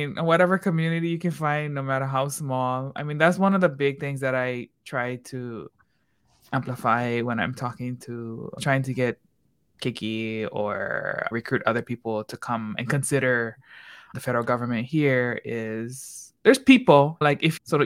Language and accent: English; Hawaii, United States; now in Washington, D.C., United States; growing up in Hawaii